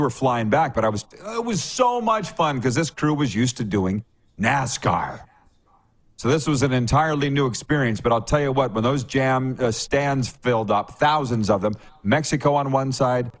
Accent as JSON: {"language": "English", "region": "Saskatchewan", "country": "Canada", "said": "We're all from Saskatchewan"}